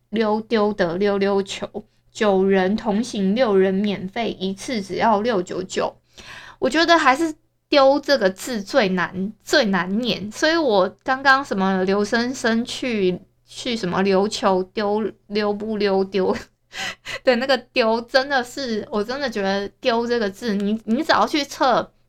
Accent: Hualien, Hualien County, Taiwan; accent: Hualien accent; moved away as an adult; also born or lived in Tainan; 我从小在花莲长大

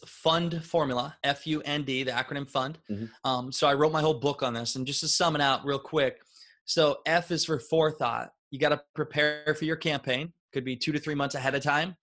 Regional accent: Northeast Iowa, United States; I grew up in Northeast Iowa

